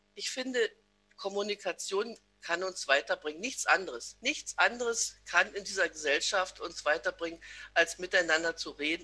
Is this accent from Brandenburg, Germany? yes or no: yes; Massen, Brandenburg, Germany; Ich bin geboren in Betten, das jetzt zu Massen gehört, eingemeindet in einem kleinen Dorf, in dem ich selbst noch zur Welt gekommen bin